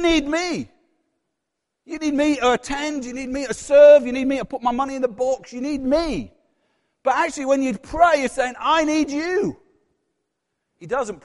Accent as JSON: {"language": "English", "region": "Yorkshire and the Humber", "country": "United Kingdom", "accent": "Yorkshire", "said": "my Yorkshire accent"}